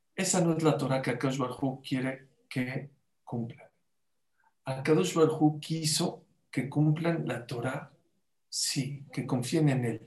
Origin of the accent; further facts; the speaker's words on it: Mexico; aquí somos mexicanos